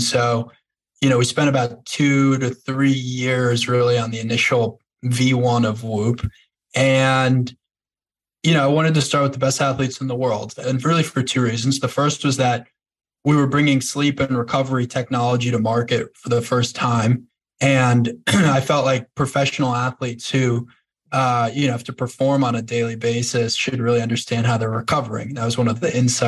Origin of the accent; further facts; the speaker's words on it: North Shore of Long Island, New York, United States; I grew up on North Shore of Long Island.